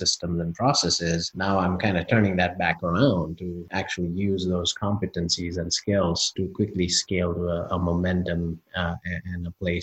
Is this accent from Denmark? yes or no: no; India; moved away; I grew up part of a family of business owners growing up in India